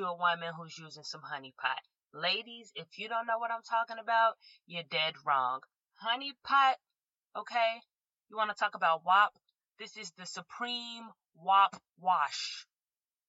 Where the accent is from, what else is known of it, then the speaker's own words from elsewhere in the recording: Chicago, Illinois, United States; now in Los Angeles, United States; I'm from Chicago